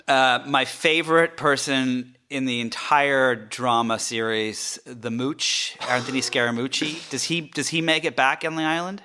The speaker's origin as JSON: {"language": "English", "region": "England", "country": "United Kingdom", "tie": "born or raised there", "also_born_or_lived": "France", "moved": "yes", "said": "I grew up in England and I lived in France for a little while"}